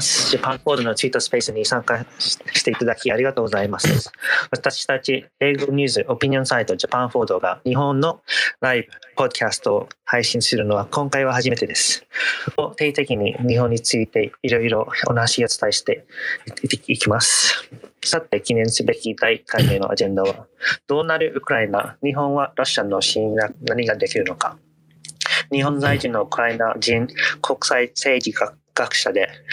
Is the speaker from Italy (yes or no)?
yes; Italy; moved away; 出身はイタリア